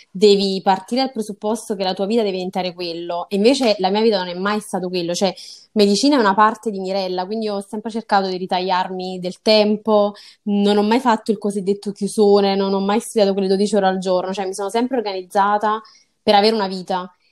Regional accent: Salerno, Campania, Italy; Io ho appunto 23 anni, sono nata e cresciuta a Salerno e quindi non, non, mi sono mai spostata in realtà né dalla mia città né poi da, insomma, dalla mia casa natale.

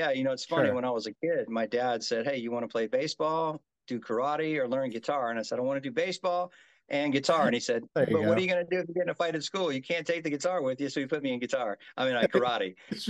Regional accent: Mobile, Alabama, United States; also born or lived in Japan / Mississippi / Tennessee / Florida; now in Las Vegas, United States; I'm a kid from I guess you could say I'm a kid from Mobile, Alabama. So I was born and bred. I was actually born in Japan, but my father being military grew up

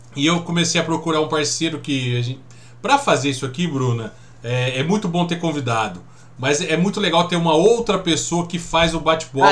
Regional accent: São José do Rio Pardo, São Paulo, Brazil; also born or lived in Araraquara; Eu nasci em Araraquara, com acho que mais ou menos uns dois ou três anos eu mudei para São José estou aqui até hoje

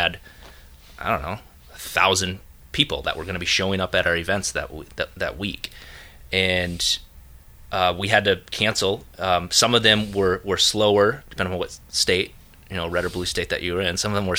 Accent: Minneapolis, Minnesota, United States; Dude, I'm from Minneapolis.

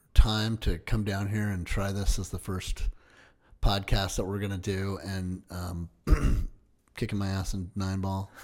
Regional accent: Washington, United States; I grew up right near Shadle.

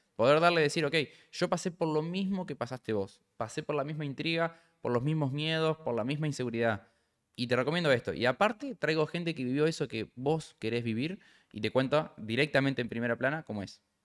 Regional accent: Gualeguaychú, Entre Ríos, Argentina; moved away as an adult; now in Buenos Aires, Argentina; si sos como yo de Entre Ríos

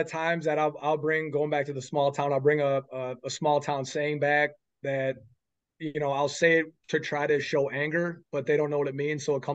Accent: Iowa, United States; I'm from Iowa, so that's always kind of my goal.

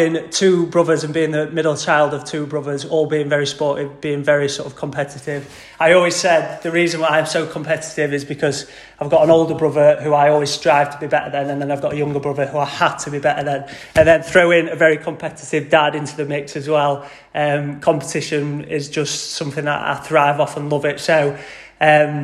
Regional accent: Doncaster, Yorkshire and the Humber, United Kingdom; I've always grown up in Doncaster, proper Yorkshire lad, born and bred.

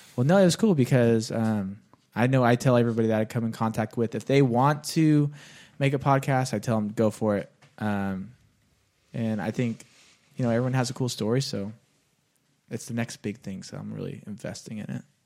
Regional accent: Bakersfield, California, United States; my hometown of Bakersfield

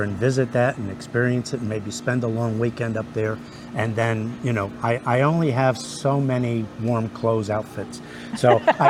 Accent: New York City, New York, United States; now in Florida, United States; You know, I was born in the Bronx

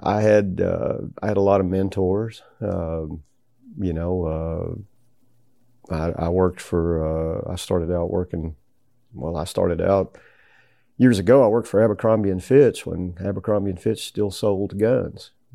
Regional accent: Tennessee, United States; growing up in Tennessee

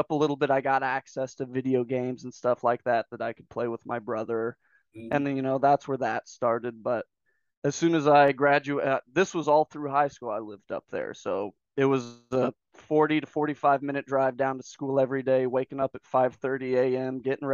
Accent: Squaw Valley, California, United States; moved away as an adult; also born or lived in Fresno, California / Reedley, California; I was living in the foothills up in near Squaw Valley, Dunlap, just below Sequoia. And that's where I was mostly born and raised.

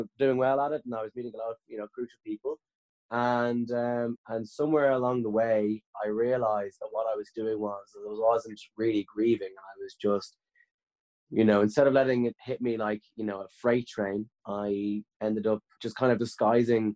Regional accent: Dublin, Leinster, Ireland; I grew up in Blanchardstown in West Dublin

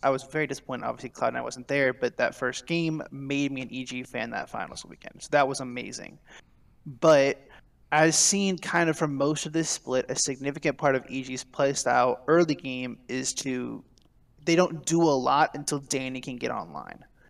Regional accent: Houston, Texas, United States; I grew up in Houston

